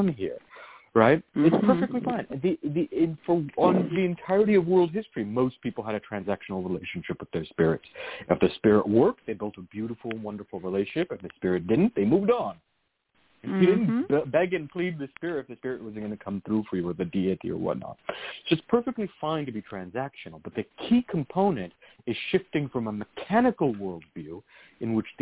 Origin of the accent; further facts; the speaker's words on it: Virginia, United States; I grew up in Virginia where that was so common